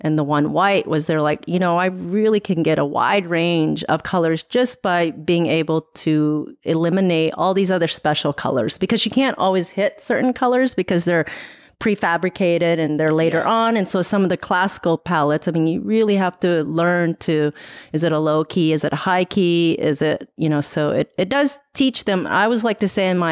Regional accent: Kansas, United States; born or raised there; also born or lived in Laos / Thailand

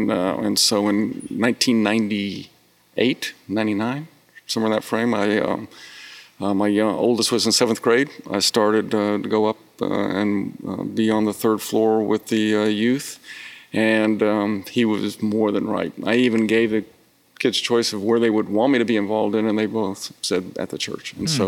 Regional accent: College Station, Texas, United States; also born or lived in Japan / Illinois / Germany; And so, I lived growing up, Japan, Illinois, Germany. My dad got stationed at Texas A&M when I was in eighth grade. And we were there through my junior year. And so I always consider College Station kind of my home.

